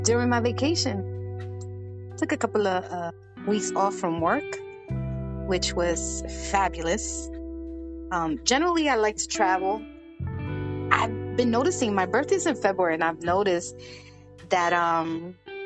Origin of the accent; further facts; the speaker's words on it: New York City, New York, United States; public schools in New York, at least as a child growing up in the 80s